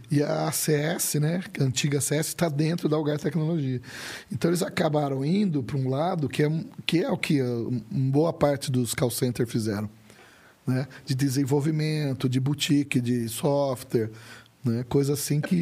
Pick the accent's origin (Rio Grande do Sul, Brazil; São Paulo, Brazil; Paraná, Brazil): São Paulo, Brazil; Campinas; moved away as an adult; also born or lived in Uberlândia; Eu sou de Campinas